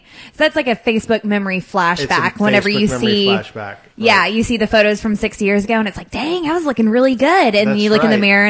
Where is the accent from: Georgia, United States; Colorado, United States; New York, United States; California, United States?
Georgia, United States; now in Texas, United States; I'm Texas, but I'm from Georgia